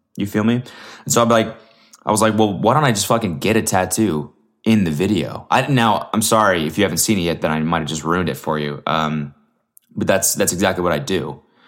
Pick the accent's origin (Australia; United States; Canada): Canada; I'm Canadian